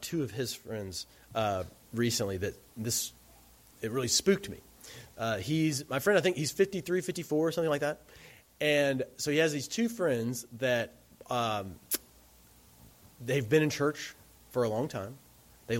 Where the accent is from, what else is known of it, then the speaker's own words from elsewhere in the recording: Alabama, United States; moved away; I'm from Alabama